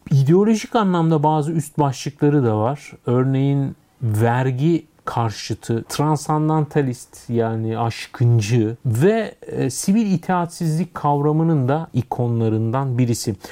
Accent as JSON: {"language": "Turkish", "region": "Istanbul", "country": "Turkey", "tie": "born or raised there", "also_born_or_lived": "Nişantaşı, Istanbul", "said": "Ben İstanbul'da doğdum büyüdüm. E, Yeşilköylüyüm"}